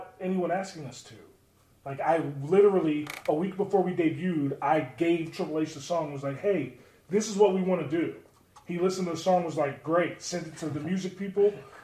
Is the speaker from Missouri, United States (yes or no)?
no; Baltimore, Maryland, United States; I grew up in Maryland, so as a kid, I used to go to MCW shows